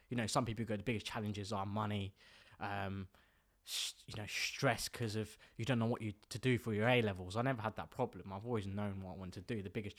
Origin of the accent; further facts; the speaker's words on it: Bolton, North West England, United Kingdom; born there; so actually I was born in Bolton. And being born in Bolton is not one of the most greatest of areas in the UK.